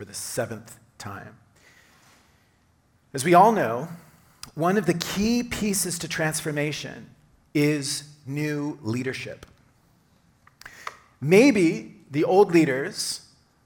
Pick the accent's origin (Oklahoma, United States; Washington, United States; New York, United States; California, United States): Oklahoma, United States; moved away; I grew up in Oklahoma